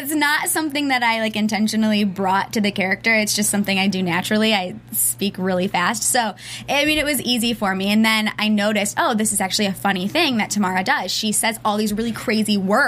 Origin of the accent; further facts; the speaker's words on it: Northville, Michigan, United States; also born or lived in Hollywood, Florida; I left when I was like a year and a half and went to Michigan. So technically, Michigan's my hometown.